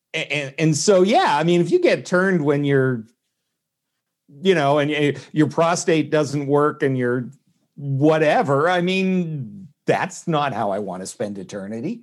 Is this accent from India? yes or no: no; Canada; moved away as an adult; now in United States; I was born in Canada, uh, have been stateside for about thirty years